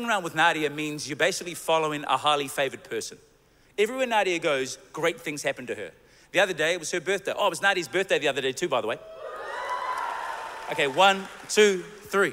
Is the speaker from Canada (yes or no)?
no; New Zealand; we're from New Zealand